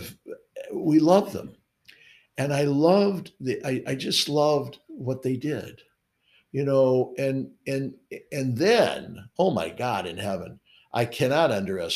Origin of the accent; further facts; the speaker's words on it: St. Louis, Missouri, United States; now in New York, United States; a section of St. Louis. It's my hometown called Dogtown